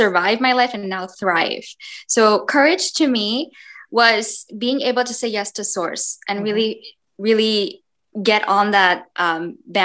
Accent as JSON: {"language": "English", "country": "India", "tie": "born or raised there", "said": "I had seven puppies growing up in India."}